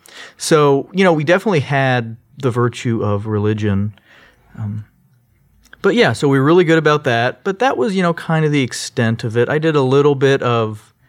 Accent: Orange, California, United States; So I was born in Long Beach, but we lived in the city of Orange.

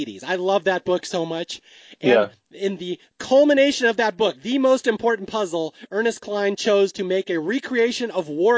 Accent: Seattle, Washington, United States; I'm from Seattle. I grew up in the Northwest.

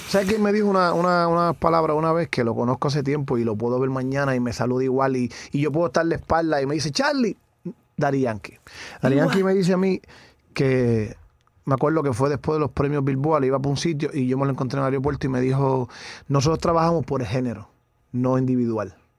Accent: Naguabo, Puerto Rico; yo me crié en Nahuabo, el pueblo Nahuabo, el barrio Duque, con mis abuelos.

